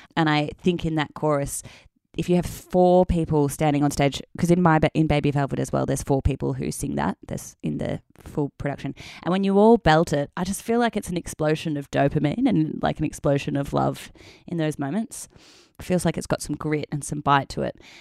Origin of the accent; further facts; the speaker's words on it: Melbourne, Victoria, Australia; moved away as an adult; also born or lived in Perth, Western Australia; now in Sydney, Australia; I'm from Melbourne, so I moved back to Melbourne